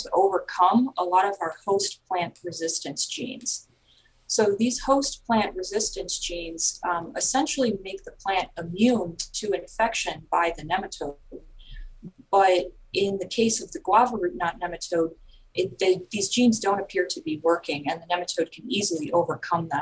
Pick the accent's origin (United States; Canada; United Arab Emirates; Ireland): United States; southeast Michigan; moved away as an adult; also born or lived in Indiana / New York; now in North Carolina, United States; I'm originally from Michigan, sort of southeast Michigan. I grew up there